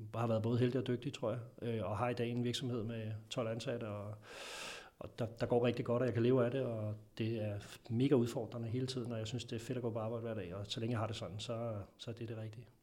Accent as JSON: {"language": "Danish", "country": "Denmark", "said": "som vi er som danskere"}